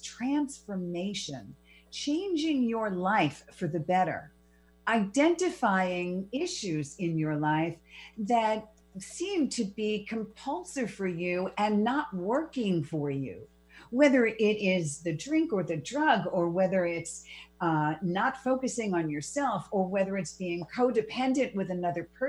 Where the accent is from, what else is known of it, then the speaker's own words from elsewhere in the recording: New York City, New York, United States; I was born and raised in the Bronx. I'm a Bronx girl of over 30 years